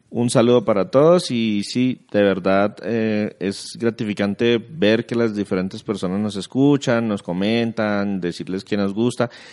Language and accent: Spanish; Colombia; en nuestro país en Colombia